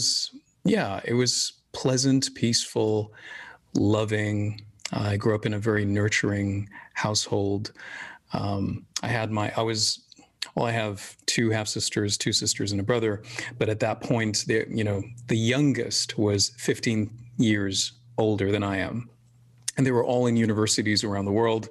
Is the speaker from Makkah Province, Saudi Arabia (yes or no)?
yes; Jeddah, Makkah Province, Saudi Arabia; also born or lived in Syria / Sudan / London; I grew up in Saudi. I mean, I was born in Syria, moved to Saudi 3 months later